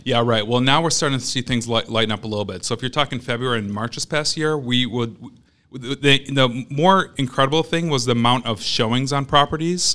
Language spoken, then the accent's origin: English; Madison, Wisconsin, United States; I'm born and raised in Madison, grew up here on the West Side